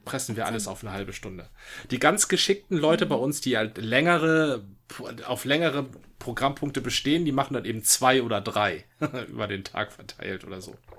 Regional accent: Northern Germany, Germany; als Norddeutscher

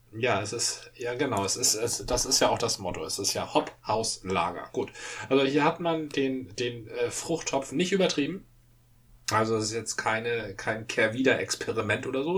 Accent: Dithmarschen, Schleswig-Holstein, Germany; da wo ich herkomme, war der Spiegel schon, also äh, da las man nicht den Spiegel

